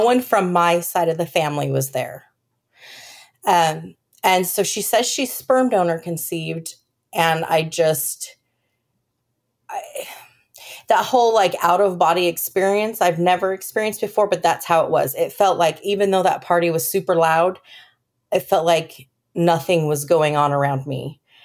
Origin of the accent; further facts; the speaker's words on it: California, United States; moved away as an adult; also born or lived in Colorado; now in Texas, United States; I was born in Colorado and then shortly moved to California where I met my, um, high school sweetheart